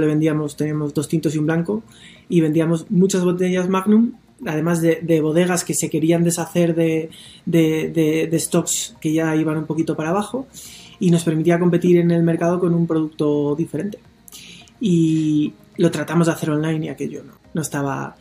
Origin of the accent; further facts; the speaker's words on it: León, Castile and León, Spain; also born or lived in Mexico; me parece que soy bastante de León